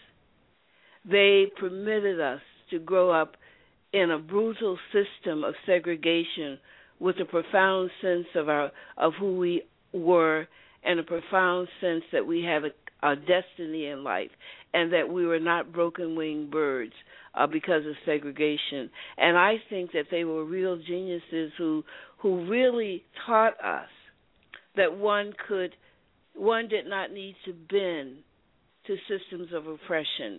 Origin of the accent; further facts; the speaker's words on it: United States; Although I was born in America and grew up in America